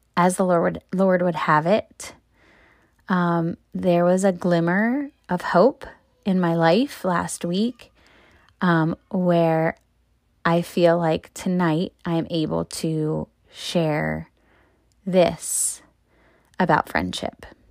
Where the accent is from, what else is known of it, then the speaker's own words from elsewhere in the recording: Maryland, United States; moved away as an adult; now in Pennsylvania, United States; I am not from Pennsylvania where I live now. I'm from Maryland